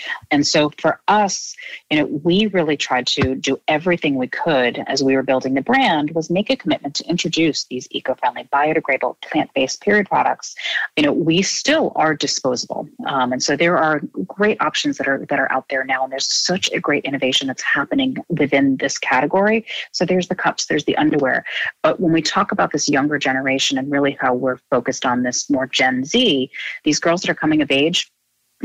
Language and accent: English; Rhode Island, United States; I grew up in Rhode Island.